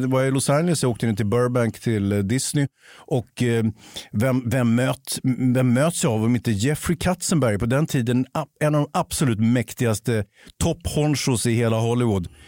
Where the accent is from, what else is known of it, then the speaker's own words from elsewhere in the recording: Sweden; jag är ju same själv. Avfall då? Alltså, jag identifierar mig som same.